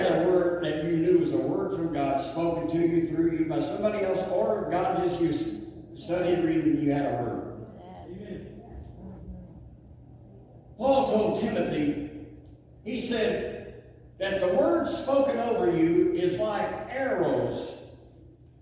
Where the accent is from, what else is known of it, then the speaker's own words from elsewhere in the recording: the South, United States; I'm from the South.